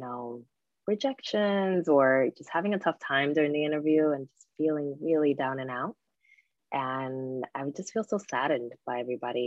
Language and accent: English; Newark, New Jersey, United States; my hometown of Newark